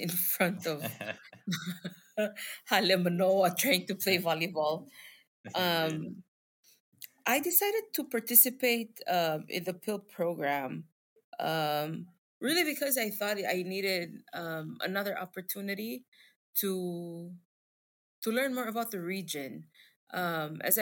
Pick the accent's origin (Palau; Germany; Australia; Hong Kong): Palau; I'm from Palau, specifically a small state in Palau